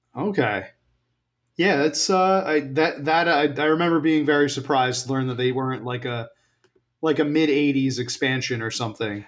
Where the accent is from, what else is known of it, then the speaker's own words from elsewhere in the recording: New York, United States; moved away; also born or lived in Washington, D.C. area; I was from New York